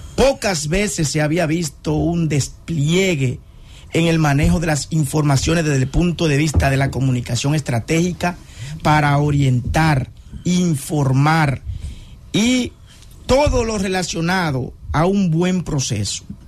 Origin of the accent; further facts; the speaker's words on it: Dominican Republic; nosotros como dominicanos también debemos respetar este proceso